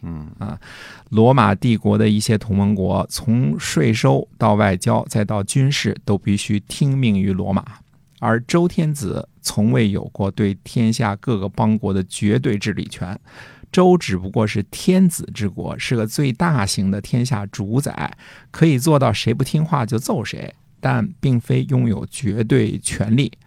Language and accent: Chinese; China; 我们中国人来到这儿